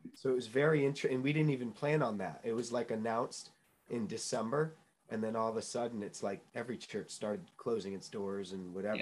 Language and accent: English; New Hampshire, United States; also born or lived in Chicago, Illinois; I grew up in New England. Uh, I'm a New England native. I was born in Chicago, um, but got swiftly pulled up and moved to New Hampshire